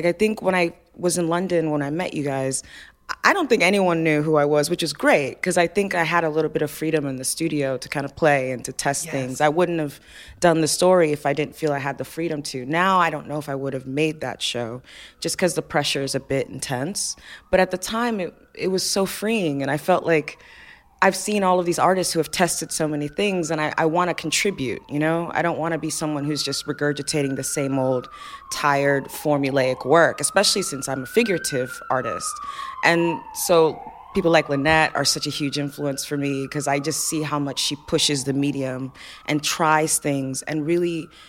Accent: Nigeria; I knew they were going to be Nigerian, because I'm Nigerian, so that's, you know.

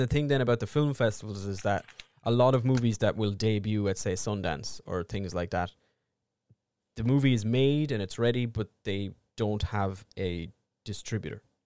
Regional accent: Ireland; we are two Irish idiots

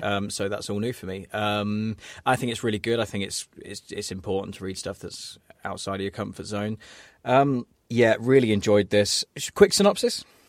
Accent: England, United Kingdom; as English people

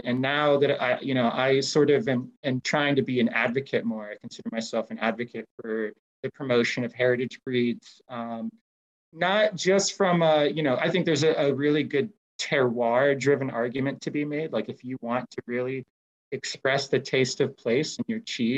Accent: United States; my home country

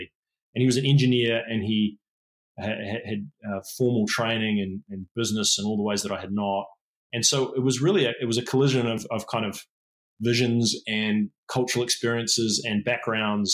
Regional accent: New Zealand; moved away; also born or lived in England / San Francisco; I am a Kiwi. I am a New Zealander. It's where I'm from.

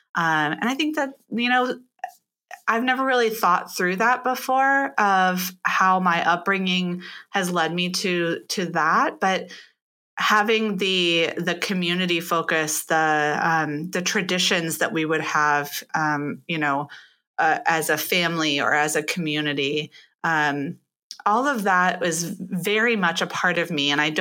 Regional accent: Pittsburgh, Pennsylvania, United States; born there; also born or lived in Michigan / St. Louis; now in Ohio, United States; I was born in Pittsburgh, Pennsylvania, and have been essentially a Midwest.

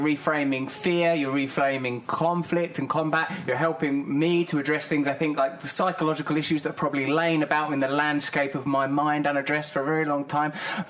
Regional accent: England, United Kingdom; That was because I'm English, right?

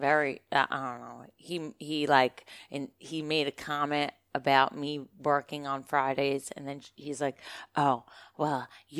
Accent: New York City, New York, United States; I'm from Brooklyn, Orthodox Jew. I went to Yeshiva Flatbush

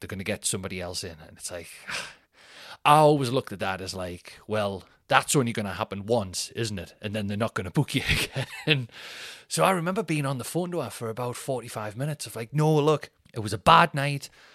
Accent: Newcastle upon Tyne, North East England, United Kingdom; being the Geordie, the northern guy

